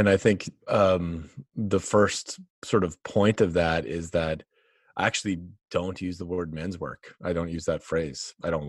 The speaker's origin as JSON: {"language": "English", "region": "North Dakota", "country": "United States", "tie": "born or raised there", "said": "if I go back to where I grew up in North Dakota and went into the bar, to talk with the dudes there"}